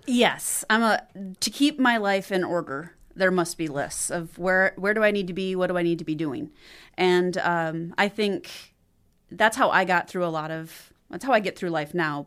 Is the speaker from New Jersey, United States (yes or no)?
no; Watertown, South Dakota, United States; also born or lived in Hamlin, South Dakota; now in Sioux Falls, United States; I grew up in South Dakota. Uh, was born and raised just outside of Watertown.